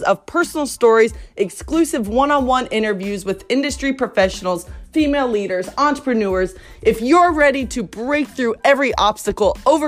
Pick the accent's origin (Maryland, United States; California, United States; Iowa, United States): Iowa, United States; moved away as an adult; now in Missouri, United States; I'm originally from Iowa, moved to Missouri after college